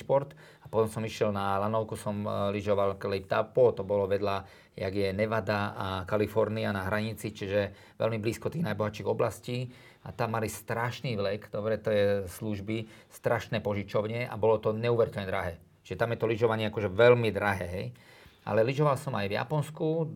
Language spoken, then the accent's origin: Slovak; Trenčín, Trenčín Region, Slovakia; also born or lived in Drietoma; now in Bratislava, Slovakia; tam som ja vlastne vyrastal, ja som sa narodil v Trenčíne